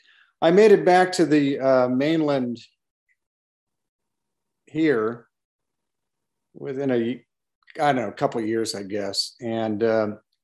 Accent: Berkeley, California, United States; I grew up in Berkeley. I graduated from Berkeley High School in 1968.

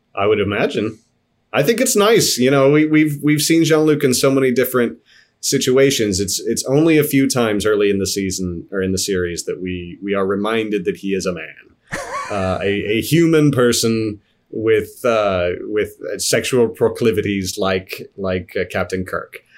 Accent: Midwest, United States; also born or lived in Kansas / Missouri; I grew up in Kansas and Missouri

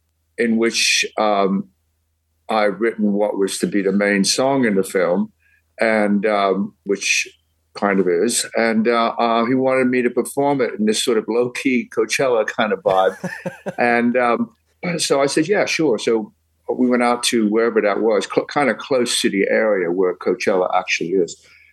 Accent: England, United Kingdom; now in United States; You know, I came from England, and when I came over, people pronounced mine, they thought it was Jerry or Gerald.

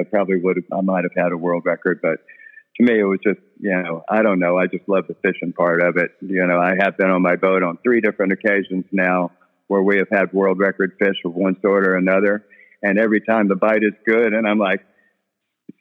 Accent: Bolivar, Texas, United States; I was raised around Bolivar a lot. My dad had a shrimp boat around Bolivar

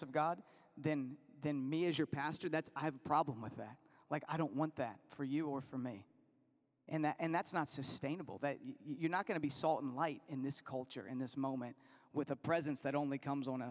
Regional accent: Virginia, United States; I'm from Virginia

